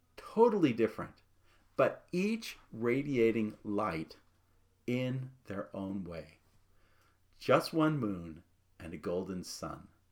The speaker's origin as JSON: {"language": "English", "town": "Phoenix", "region": "Arizona", "country": "United States", "tie": "born or raised there", "said": "as a boy growing up in Phoenix"}